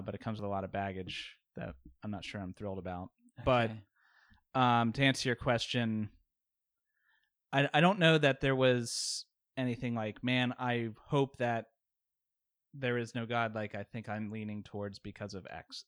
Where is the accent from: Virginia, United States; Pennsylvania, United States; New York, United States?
Virginia, United States; Richmond; also born or lived in Baltimore; I've lived in Richmond pretty much my whole life.